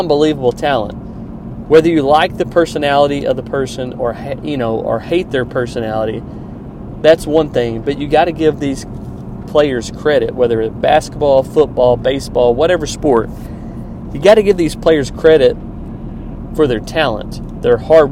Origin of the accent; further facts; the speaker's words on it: Kansas City, Missouri, United States; Kansas City Chiefs won. They're in my hometown